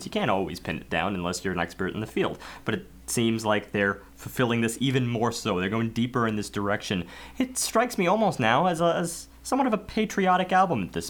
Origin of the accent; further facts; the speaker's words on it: New York, United States; as an American